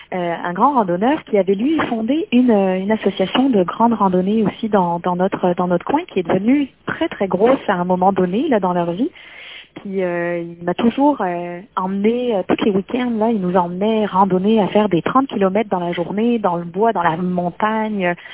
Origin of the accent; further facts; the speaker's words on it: Loire, France; now in Canada; Moi, je viens de la région de la Loire. C'est que quand je dis la Loire, tout le monde pense aux euh, au château de la Loire, puis les grands grands châteaux.